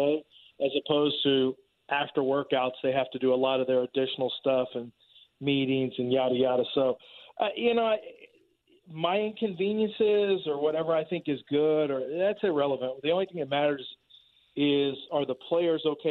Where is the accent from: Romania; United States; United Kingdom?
United States; Texas; I'm from Texas